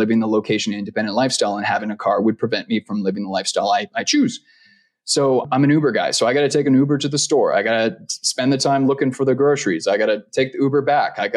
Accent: Vancouver, British Columbia, Canada; moved away as an adult; now in Costa Rica; I'm from Vancouver

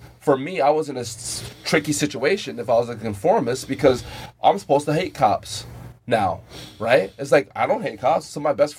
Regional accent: Passaic, New Jersey, United States; also born or lived in Rockaway, New Jersey; I grew up in Passaic, New Jersey. I moved from Passaic, New Jersey, which is a city, to Rockaway, New Jersey, which is a suburb.

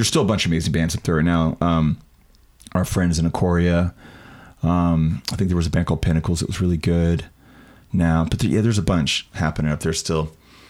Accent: Sacramento, California, United States; Quick story of like growing up in Sacramento, the music scene, late 90s into 2000.

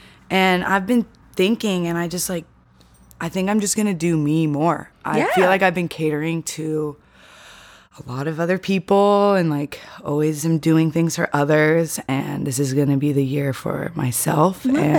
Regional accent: San Francisco, California, United States; I grew up riding horses in Golden Gate Park.

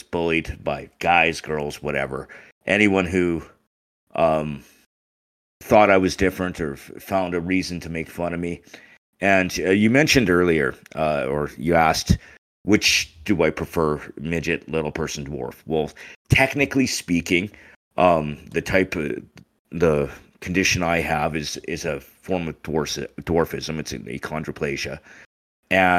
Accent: Taber, Alberta, Canada; also born or lived in Winnipeg, Manitoba; So actually, I was born in Winnipeg. Both my parents were originally from Winnipeg. When I was about 6 years old, we moved, and we've been in Alberta ever since. I grew up in Tabor.

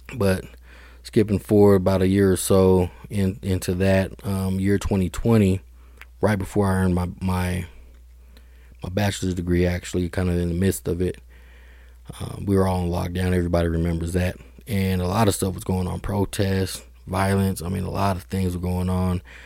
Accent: Denver, Colorado, United States; I grew up, you know, born and raised in Denver, Colorado

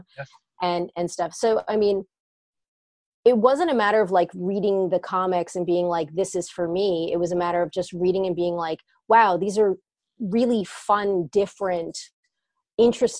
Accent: Bergen County, New Jersey, United States; also born or lived in Bronx, New York; I grew up in North Jersey, in Bergen County

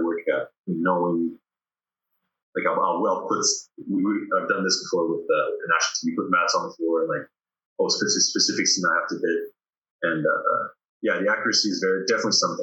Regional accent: Sherbrooke, Quebec, Canada; moved away; also born or lived in Paris, France; when I came back to the Sherbrooke around when I was 11

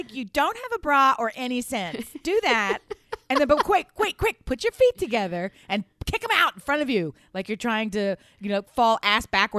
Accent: Delaware, United States; Big Joe, we've been with you for a long time. We're from Delaware. We know all about you.

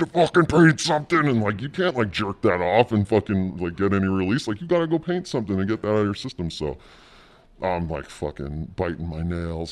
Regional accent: Southern California, United States; also born or lived in Jersey City, New Jersey; I grew up in, like, Southern California

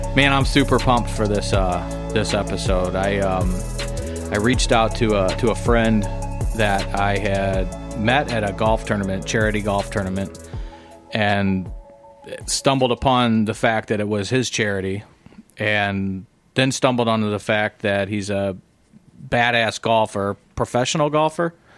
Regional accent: Illinois side, United States; growing up on the Illinois side, um, I mean, I grew up near Clinton Hills

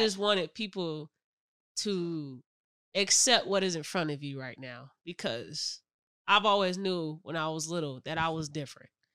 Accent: Michigan City, Indiana, United States; that's where we grew up at in Michigan City.

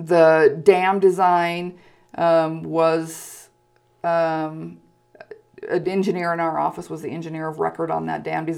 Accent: Pocatello, Idaho, United States; I was born and raised in Pocatello

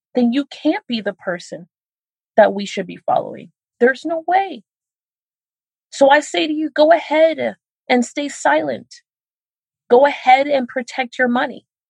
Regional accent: Miami, Florida, United States; I'm from Miami, Florida

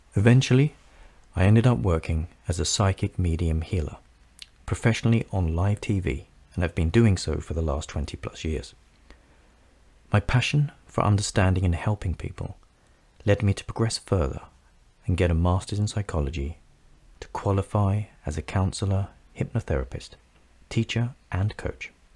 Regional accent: London, United Kingdom; I grew up in North London, England, in a humble, loving family

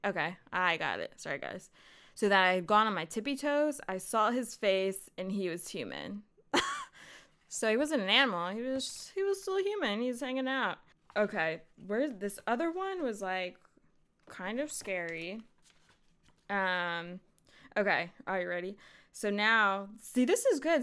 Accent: United States; I'm American

